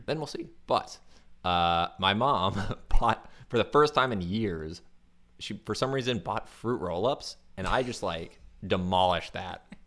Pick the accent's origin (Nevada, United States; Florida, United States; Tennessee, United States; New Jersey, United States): Florida, United States; because I'm from Florida.